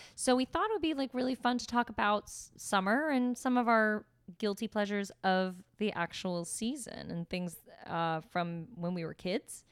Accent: Pennsylvania, United States; also born or lived in Staten Island, New York; When we moved to Pennsylvania when I was just turning seven

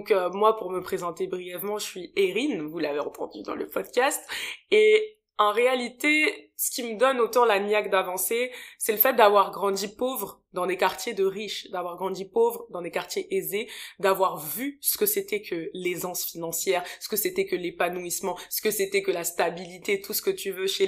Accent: France; born there; C'est mes parents qui ont immigré en France. Ils sont venus à la fin des années 90 et euh, moi je suis née en France pour le coup

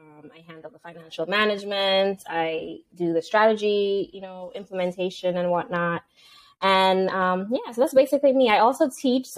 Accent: Antigua & Barbuda; moved away; I am from Antigua and Barbuda, so that's an island in the Caribbean

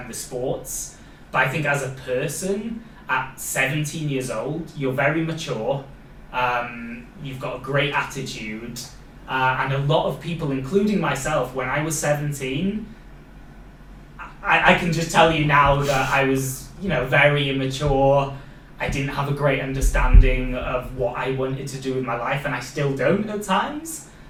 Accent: Wales, United Kingdom; accent: Welsh; I've got like my Welsh accent coming through.

